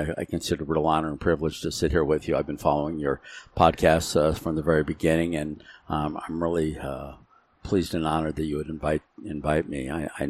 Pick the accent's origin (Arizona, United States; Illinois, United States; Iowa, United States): Arizona, United States; also born or lived in Modesto, California / San Jose, California; I was born in Modesto, California, San Joaquin Valley. When I was two, we moved to San Jose, just southern San Francisco area, until I was seven. And my mother, suffering from rheumatoid arthritis, and the doctor suggested we move to a drier, warmer climate. So we moved to Arizona.